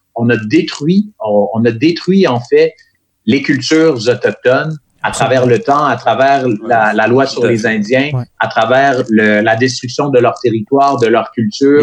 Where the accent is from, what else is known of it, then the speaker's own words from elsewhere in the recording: Quebec, Canada; je suis québécois, mais je suis aussi une personne noire